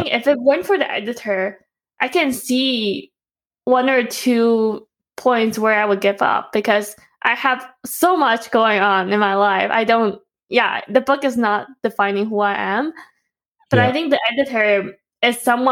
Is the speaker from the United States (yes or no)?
no; Taipei, Taiwan; moved away; we grew up in Taipei